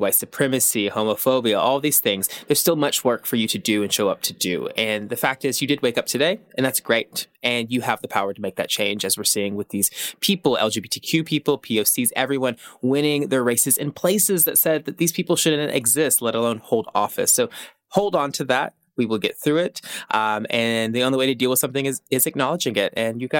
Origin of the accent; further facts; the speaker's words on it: Tennessee, United States; moved away; I grew up in Tennessee